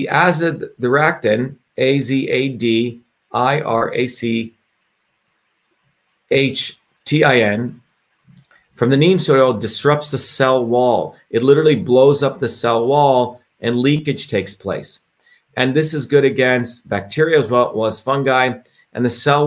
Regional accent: India; moved away; I grew up in India, as I've shared with you, where I experienced a caste system

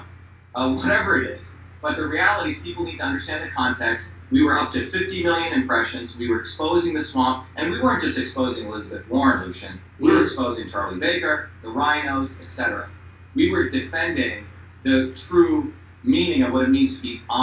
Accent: India; now in United States; I came here as an Indian

